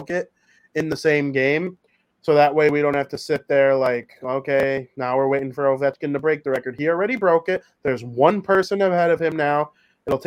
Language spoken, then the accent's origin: English; United States; I'm American.